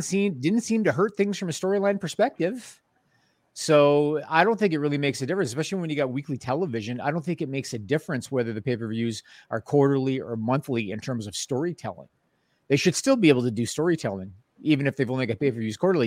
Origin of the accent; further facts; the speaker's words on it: Canada; I'm Canadian